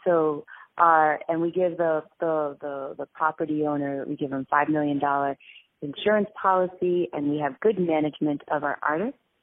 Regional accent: Westchester, New York, United States; I am from New York City. Uh, I was brought up in Westchester

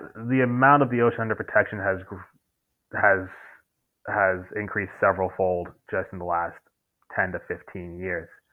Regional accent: New York, United States; also born or lived in Maine / Colombia; I grew up in New York, uh, lived in Manhattan until I was 12, moved to Brooklyn

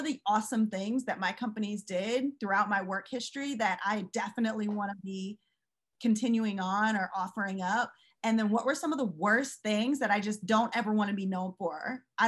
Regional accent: St. Louis, Missouri, United States; When I was growing up in St. Louis, like Anheuser-Busch

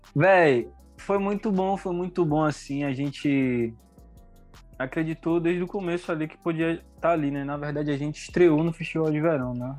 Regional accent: Salvador, Bahia, Brazil; also born or lived in Feira de Santana; eu nasci em Feira de Santana, mas eu moro aqui em Salvador, Bahia, no bairro de Pau da Lima é, numa quebrada aqui na Avenida Gal Costa, sacou? E a Avenida Gal Costa é o lugar onde eu vivi a maioria, a, a maior parte da minha vida

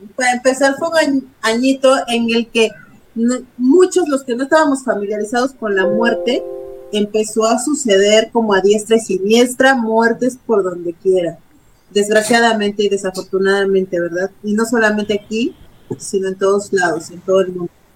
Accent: Guerrero, Mexico; yo que soy del estado de Guerrero

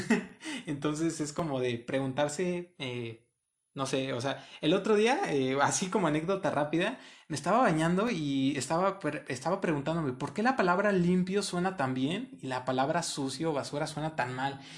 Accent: Puebla, Mexico; now in San Luis, Mexico; aquí en San Luis llevo año y medio, dos años aproximadamente, vengo de Puebla, de un estado que queda en carro como unas seis, siete horas de aquí.

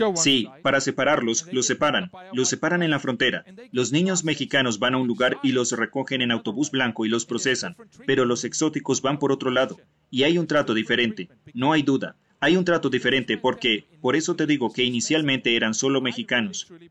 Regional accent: South Africa; Yo soy de Sudáfrica

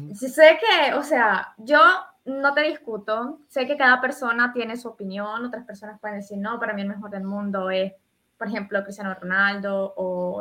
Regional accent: Honduras; aquí en Honduras

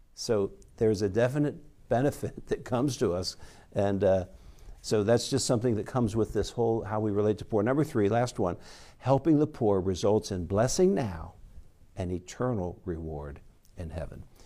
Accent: United States; we grew up here in America

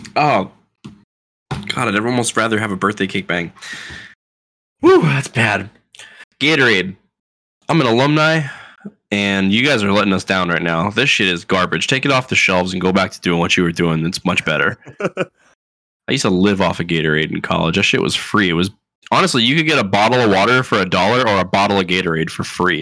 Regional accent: Florida, United States; I was taught to talk this way 'cause I'm from Florida

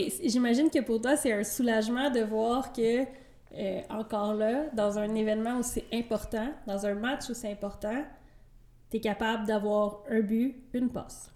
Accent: Trois-Rivières, Quebec, Canada; je viens de Trois-Rivières

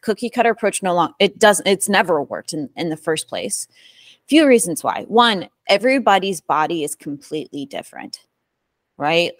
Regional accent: Midwest, United States; born and raised in the Midwest.

